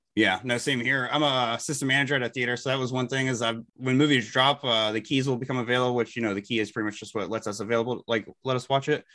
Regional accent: Elizabeth City, North Carolina, United States; I'm from Elizabeth City, North Carolina

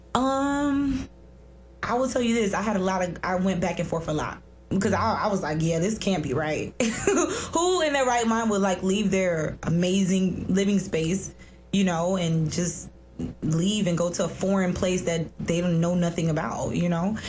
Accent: Miami, Florida, United States; growing up in Miami wasn't horrible

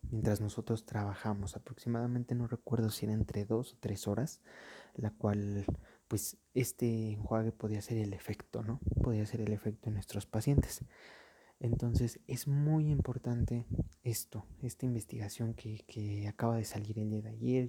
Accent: Mexico; aquí en mi país, en México

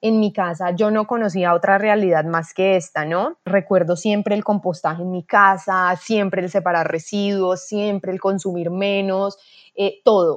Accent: Cali, Valle del Cauca, Colombia; soy de Cali, Colombia

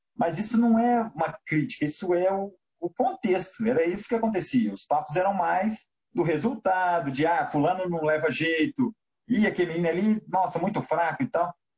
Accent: Belo Horizonte, Minas Gerais, Brazil; Eu sou mineiro, sou de Belo Horizonte

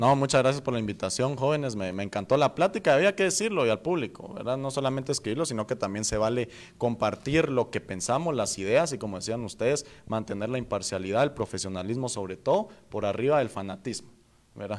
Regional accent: Guatemala; aquí es el lugar donde yo nací

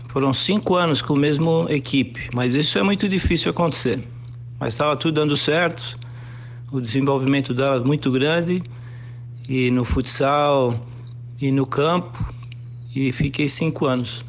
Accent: Brazil; moved away as an adult; now in United States; Eu tive a oportunidade de crescer nesse ramo do futsal, no círculo militar, com vários atletas né, famosos e amizade até hoje, que eu saí com 19 anos do Brasil

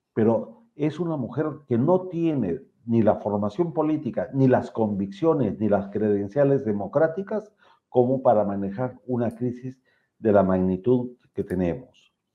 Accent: Peru; como peruano

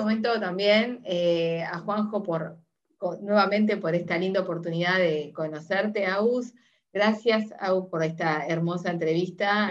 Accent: Uruguay; soy uruguaya

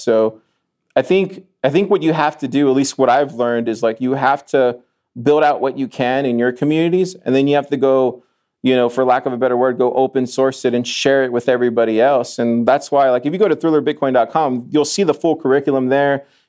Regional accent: Austin, Texas, United States; I'm from Austin. Yeah. I know what's cool in Austin. I've lived in Austin most of my life.

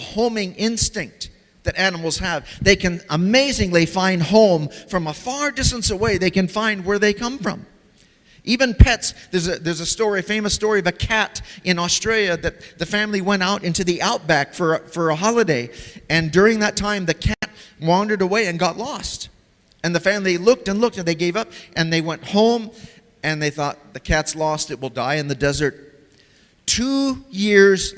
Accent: United States; moved away; also born or lived in Tanzania; when I was growing up in America as a kid

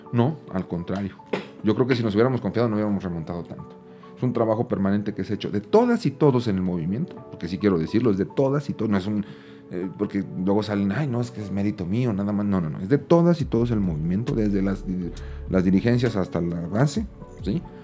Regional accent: Aguascalientes, Mexico; Yo soy de Aguascalientes

